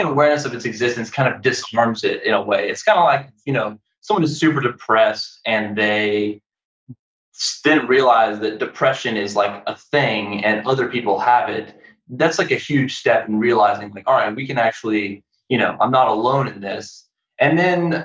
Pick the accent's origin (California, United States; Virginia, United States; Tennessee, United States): Tennessee, United States; Nashville; moved away as an adult; also born or lived in Chicago, Illinois; I'm originally from Nashville, Tennessee